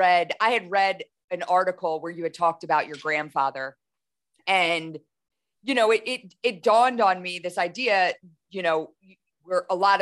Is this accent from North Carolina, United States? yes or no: yes; Camp Lejeune, North Carolina, United States; born there; I grew up in a military household. I was born in Camp Lejeune, North Carolina, you know, moved all across the country.